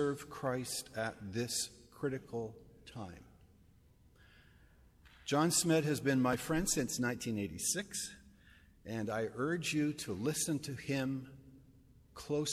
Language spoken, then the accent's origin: English; Canada; I'm a Canadian